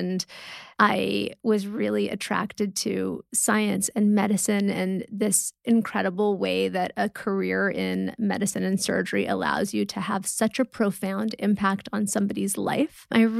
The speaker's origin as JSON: {"language": "English", "town": "Malibu", "region": "California", "country": "United States", "tie": "born or raised there", "said": "I grew up in LA in Malibu, Old Getty Museum, and I did art classes there every weekend."}